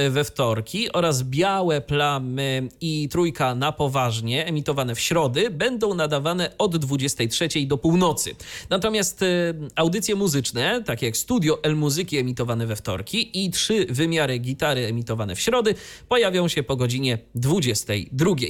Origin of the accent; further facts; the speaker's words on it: Iława, Warmian-Masurian Voivodeship, Poland; No moje rodzinne miasto!